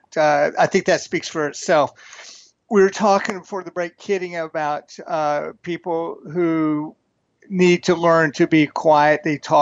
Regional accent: Texas, United States; accent: Texas; my Texas accent

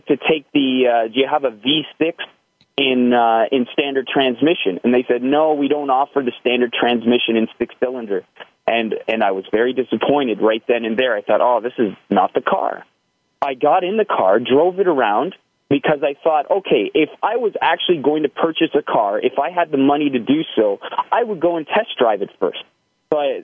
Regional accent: just outside of Toronto, Ontario, Canada; I'm from Canada, just outside of Toronto

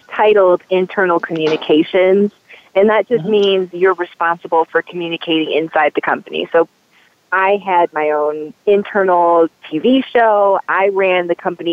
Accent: Michigan, United States; moved away as an adult; now in Denver, United States; I moved to Colorado from my home state of Michigan a few years ago

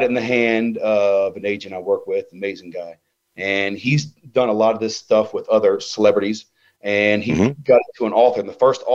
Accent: Ohio, United States; I'm a nerd from Ohio

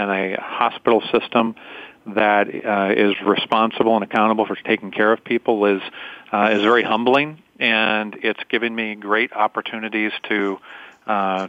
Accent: Columbus, Ohio, United States; also born or lived in Louisville, Kentucky; I was born in Louisville, Kentucky, and then grew up in Columbus, Ohio, here in the U.S.

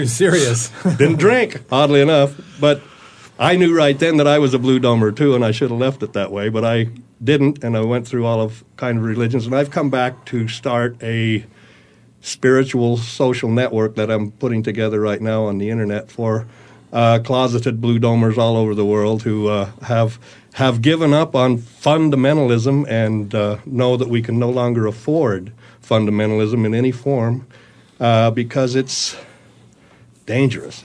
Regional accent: Utah, United States; moved away; also born or lived in San Francisco; I was born in Utah, a very small town, and uh, grew up in a very small town

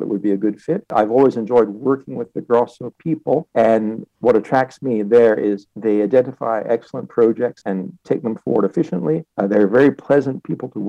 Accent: Canada; I grew up in Canada and I was trained in Canada.

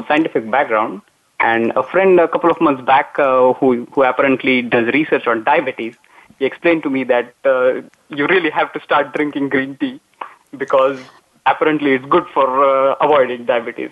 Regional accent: India; moved away as an adult; also born or lived in Mumbai, India / Iowa, United States; now in Netherlands; so I'm originally from India. That's where I did my undergraduate in Mumbai

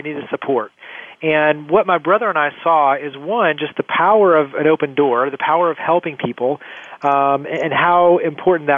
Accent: Weatherford, Texas, United States; So I grew up actually in Weatherford, Texas. So right outside of Dallas, Fort Worth

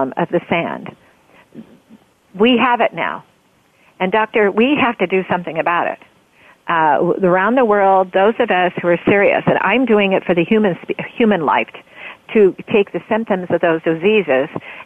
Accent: Roseburg, Oregon, United States; I grew up in Oregon. I'm a born Oregonian. I grew up mostly in Roseburg

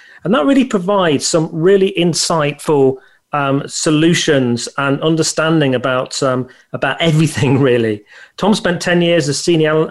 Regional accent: United Kingdom; I come from the United Kingdom.

